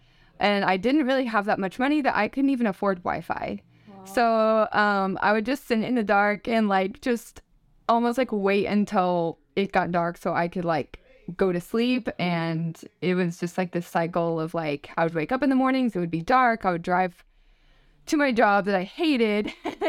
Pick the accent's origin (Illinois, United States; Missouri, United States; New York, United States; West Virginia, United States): Missouri, United States; Joplin; And I'm from Joplin, Missouri. And I grew up there, lived there my entire life.